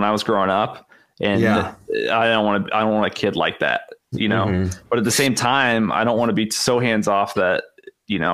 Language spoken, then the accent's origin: English; Midwest, United States; I grew up in the Midwest